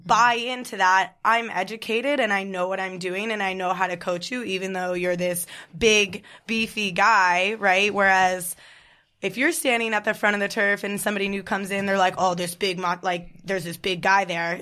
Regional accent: New Jersey, United States; also born or lived in Kentucky; Born and raised in New Jersey

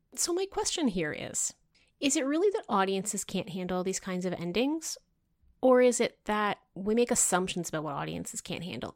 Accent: Canada

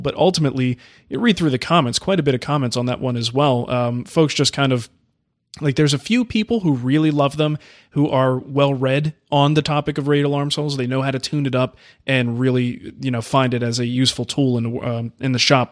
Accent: New Jersey, United States; the house I grew up in Jersey

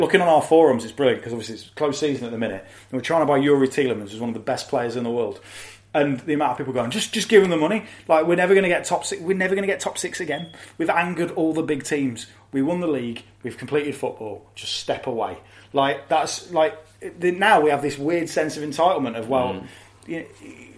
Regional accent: Hinckley, East Midlands, United Kingdom; I grew up in Henkley, which is equidistant, good word, equidistant between Leicester and Coventry

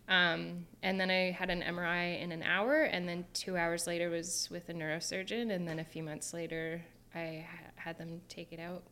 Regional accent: Kingston, Ontario, Canada; moved away as an adult; also born or lived in Australia; I'm from Kingston, Ontario

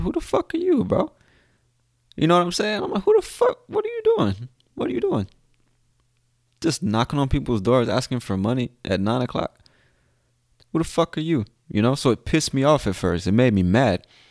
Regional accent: United States; I'm from the United States

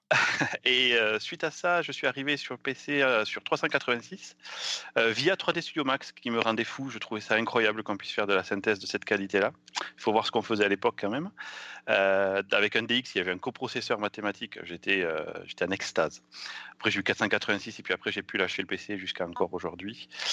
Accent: south-west France, France; accent: south-western French; now in United States; quand je parle en français j'ai un accent du sud-ouest

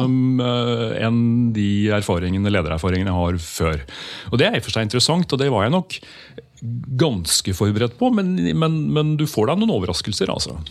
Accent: Skedsmokorset, Akershus, Norway; Jeg vokste opp på Skedsmokorset

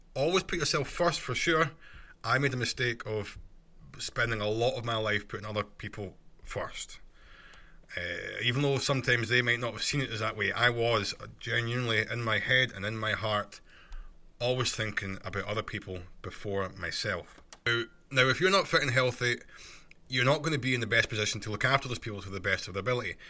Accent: Scotland, United Kingdom; accent: Scottish; my Scottish accent

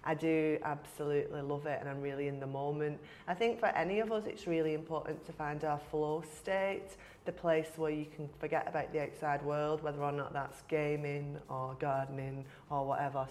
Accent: Wigan, North West England, United Kingdom; culturally I'm from Wigan, I've lived in Wigan all my life

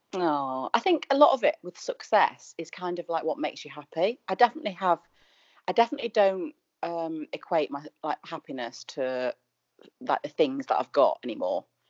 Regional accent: Manchester, North West England, United Kingdom; moved away; I'm from Manchester

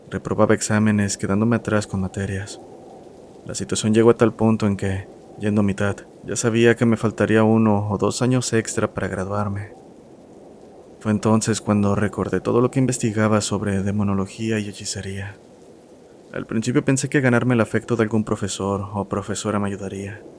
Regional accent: Guadalajara, Jalisco, Mexico; now in Serano, Mexico; soy originario de Guadalajara, aunque ahora resido en Serano, Guanajuato, un pequeño pueblo colindante a Michoacán.

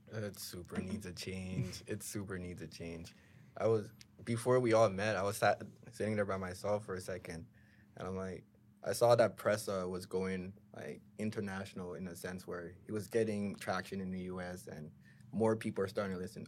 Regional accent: Brampton, Ontario, Canada; I grew up in Brampton, just like Lowry and Goals.

